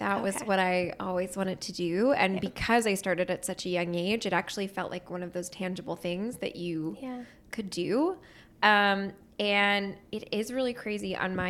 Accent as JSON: {"language": "English", "town": "New Hope", "region": "Pennsylvania", "country": "United States", "tie": "born or raised there", "said": "I grew up in New Hope, Pennsylvania. It sounds very cute, but it is cute. It's a little quaint town, about 45 minutes outside of Philly."}